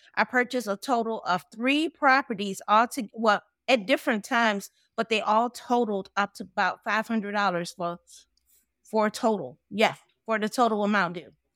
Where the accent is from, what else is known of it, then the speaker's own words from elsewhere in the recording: New Orleans, Louisiana, United States; now in Atlanta, United States; I'm originally from New Orleans, Louisiana.